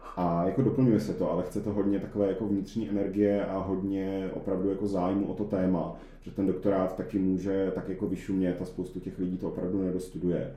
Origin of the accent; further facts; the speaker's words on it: Czechia; jsem Čech